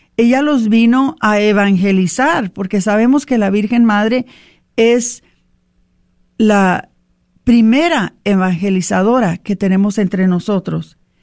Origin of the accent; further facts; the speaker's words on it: Mexico; para nosotros como mexicanos